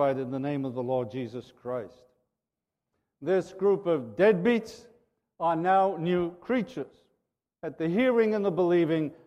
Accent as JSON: {"language": "English", "town": "Liverpool", "region": "North West England", "country": "United Kingdom", "said": "a fellow Liverpudlian"}